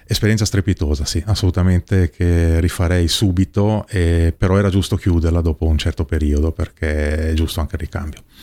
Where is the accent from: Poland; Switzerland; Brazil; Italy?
Switzerland; Ticino; come ticinese